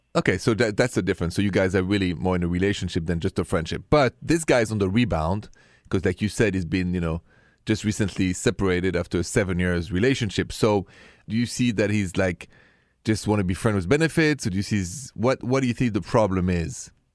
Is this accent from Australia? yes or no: no; France; accent: thick French; English is a second language; my thick accent is still French.